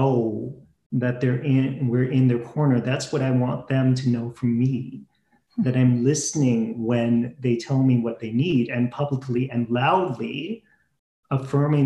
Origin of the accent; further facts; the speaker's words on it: Halifax, Nova Scotia, Canada; I was born and raised in Halifax